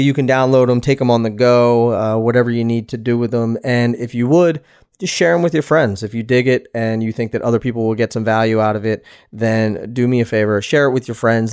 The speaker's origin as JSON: {"language": "English", "town": "Philadelphia", "region": "Pennsylvania", "country": "United States", "moved": "yes", "said": "I'm from Philadelphia"}